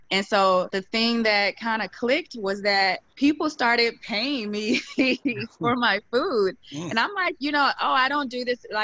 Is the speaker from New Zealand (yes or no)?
no; Midwest, United States; My dad was a big barbecue griller. I'm from the Midwest, and so he grilled all the time.